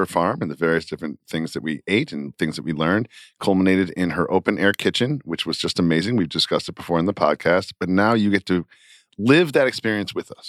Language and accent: English; United States; I think you can tell we're American pretty quickly.